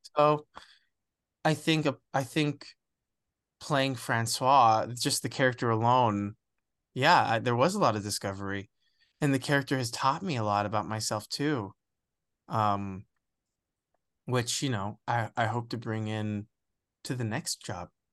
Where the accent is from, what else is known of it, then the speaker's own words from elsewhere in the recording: West Palm Beach, Florida, United States; moved away; also born or lived in Alabama / Puerto Rico; I was born in Alabama. I grew up in West Palm Beach, Florida, which is the widest part of Florida and my parents didn't teach me Spanish.